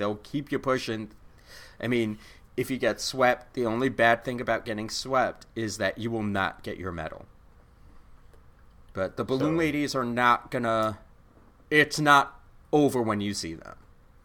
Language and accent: English; East Coast, United States; I'm from the East Coast